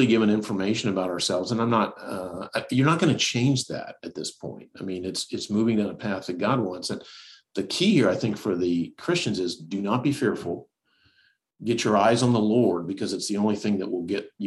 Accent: United States; I was born in the United States

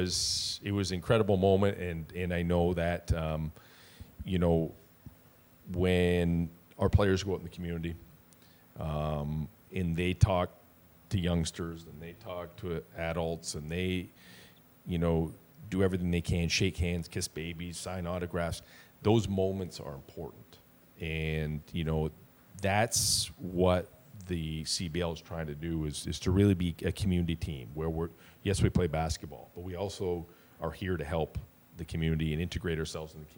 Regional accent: Hamilton, Ontario, Canada; we're both from Stony Creek

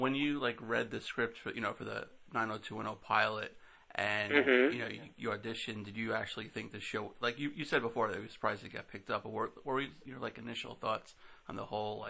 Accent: New York City, New York, United States; now in Trumbull, Connecticut, United States; originally from Queens, though, in New York.

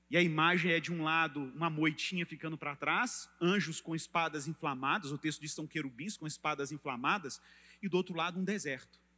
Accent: Rio de Janeiro, Brazil; Eu posso falar isso porque eu vim do Rio, né, gente? Então, quando eu fui para Minas, eu percebi isso nitidamente.

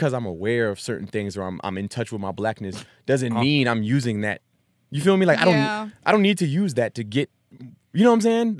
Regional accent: East Coast, United States; when I grew up on the East Coast for most of my time with a military family.

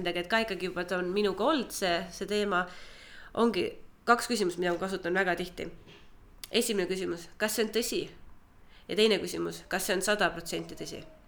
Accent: Türi, Järva County, Estonia; moved away as an adult; also born or lived in Tallinn; ma olen Türilt äh, pärit. kaksteist klassi käisin Türi gümnaasiumis, siis tulin Tallinnasse

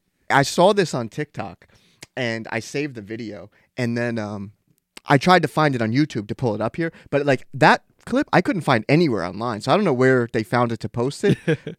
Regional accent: Washington, District of Columbia, United States; And I'm from here.

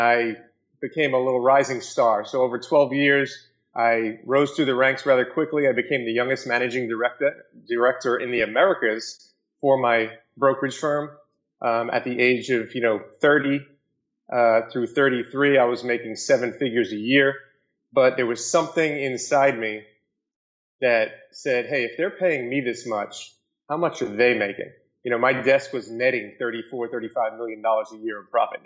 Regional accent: New York City, New York, United States; I grew up in Staten Island, New York, and went to Monsignor Farrell High School

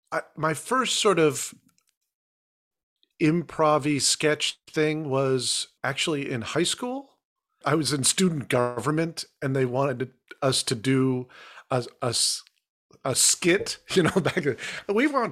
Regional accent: Massachusetts, United States; born there; Yeah, I was born in Massachusetts, yeah.

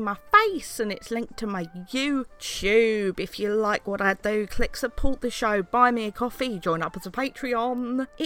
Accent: London, United Kingdom; being a Londoner

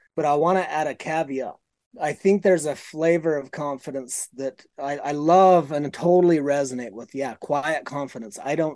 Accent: Utah, United States; born there; In my first 4 or 5 years, I was born into a polygamous community in southern Utah that I experienced.

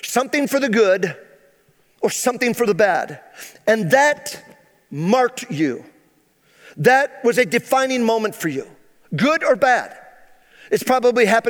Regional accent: Phoenix, New York, United States; I was born and raised here in Central New York. I graduated high school here in Phoenix, New York.

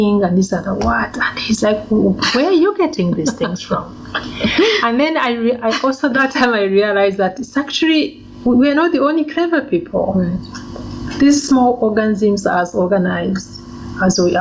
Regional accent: Uganda; also born or lived in Rwanda; now in Namibia; So I was born in Uganda. And we were living in this refugee camp.

